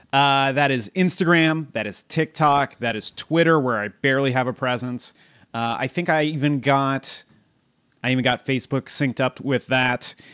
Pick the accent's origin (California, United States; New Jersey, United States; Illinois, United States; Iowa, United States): California, United States; Southern; I'm from SoCal